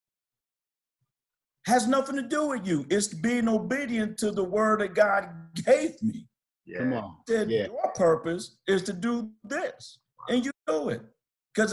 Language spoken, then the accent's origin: English; Pontiac, Michigan, United States; I'm from Pontiac.